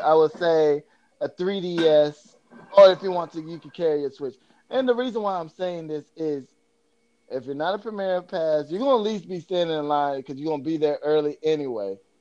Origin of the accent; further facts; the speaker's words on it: Florida, United States; I grew up in Florida